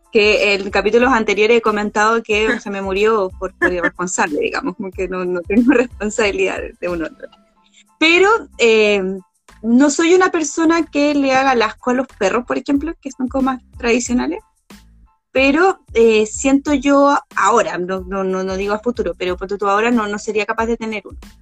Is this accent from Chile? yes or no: yes; Santiago, Santiago Metropolitan Region, Chile; yo que he vivido gran parte de mi vida en la zona norte de este país, en la zona un poco más urbana de la zona norte